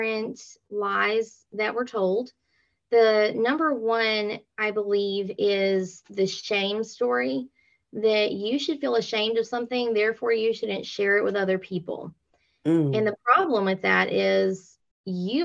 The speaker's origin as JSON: {"language": "English", "town": "LaGrange", "region": "Georgia", "country": "United States", "said": "I am from LaGrange, Georgia"}